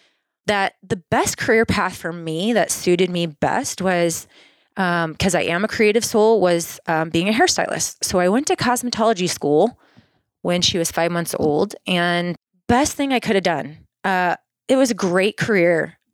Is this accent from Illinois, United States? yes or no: no; Swisher, Iowa, United States; I was born in Swisher, Iowa. So close to Cedar Rapids, Iowa. Most people know that. And had a really fun childhood, just running through the cornfields, playing in creeks.